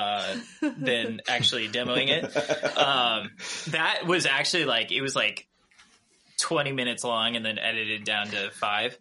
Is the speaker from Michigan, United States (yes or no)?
no; Minnesota, United States; accent: Minnesota; also born or lived in Brooklyn, New York; people in Brooklyn would point out when my Minnesota accent came out. But what's funny is, having been back in Minnesota now